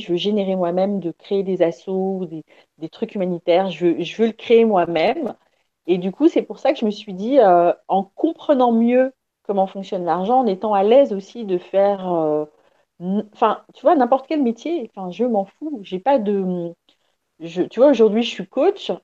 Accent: Paris, Île-de-France, France; je suis née à Paris

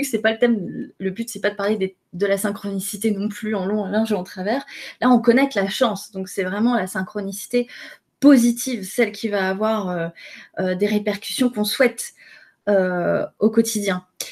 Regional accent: France; je suis française

